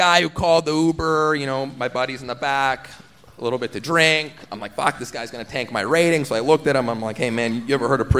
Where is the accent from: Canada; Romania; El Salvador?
Canada; Toronto, Ontario; We're from Toronto